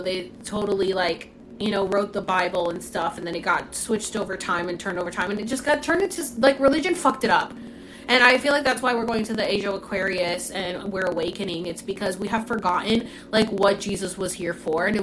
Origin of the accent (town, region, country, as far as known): Orlando, Florida, United States; born or raised there; accent: Puerto Rican; moved away as an adult; also born or lived in Puerto Rico; now in California, United States